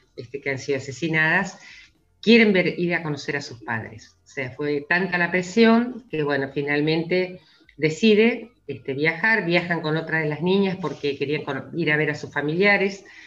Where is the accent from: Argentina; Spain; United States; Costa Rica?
Argentina; como argentinos y argentinas